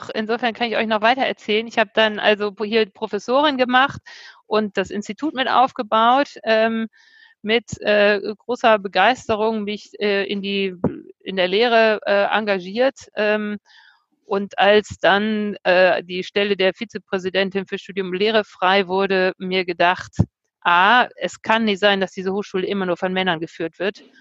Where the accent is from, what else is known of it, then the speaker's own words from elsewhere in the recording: Bremen, Germany; moved away as an adult; also born or lived in London, United Kingdom; also, ähm, ich bin ein äh, Akademikerkind, ähm, aufgewachsen in Bremen, ähm, habe Abitur gemacht, bin dann mangels Zukunftsideen nach London gegangen, habe dort erstmal gejobbt, dann irgendwann auch in England, London studiert.